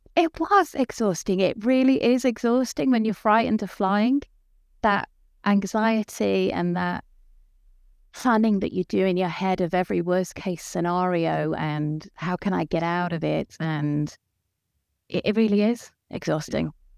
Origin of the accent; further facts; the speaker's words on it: United Kingdom; moved away as an adult; now in Denmark; living here in Denmark, but I am British.